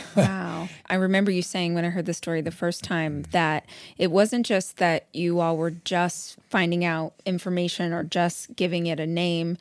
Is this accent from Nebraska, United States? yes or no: no; Bakersfield, California, United States; moved away; also born or lived in Glendale; I grew up in Bakersfield